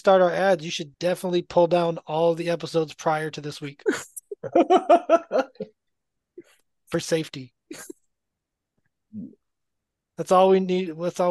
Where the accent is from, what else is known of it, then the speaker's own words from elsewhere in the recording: Florida, United States; We're from Florida